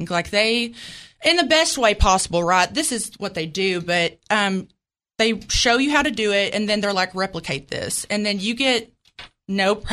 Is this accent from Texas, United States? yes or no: no; Jonesboro, Arkansas, United States; born or raised there; accent: Southern; moved away as an adult; now in Virginia Beach, United States